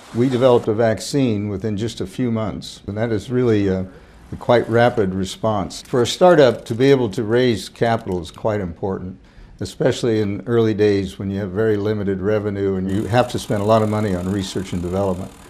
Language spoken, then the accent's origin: English; Hackettstown, New Jersey, United States; I hail from Cat Swamp Road in Hackettstown, New Jersey. That's right, a New Jersey farmer.